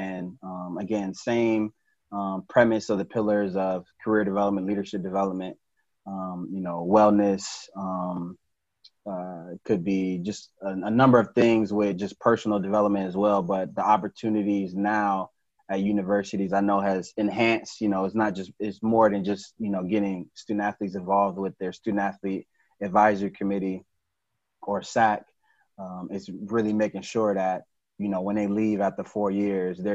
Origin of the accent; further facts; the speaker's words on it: Chicago, Illinois, United States; moved away as an adult; also born or lived in Jacksonville / Virginia Beach / Lubbock, Texas; now in Indianapolis, United States; I grew up in Chicago